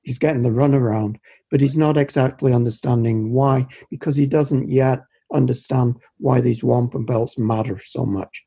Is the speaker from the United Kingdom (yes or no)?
yes; United Kingdom; moved away; I'm British, uh, a foreigner